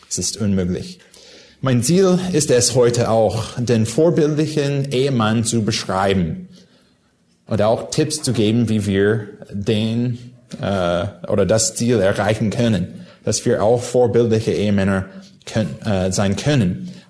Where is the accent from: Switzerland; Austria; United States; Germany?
United States; California; ich komme aus Südkalifornien.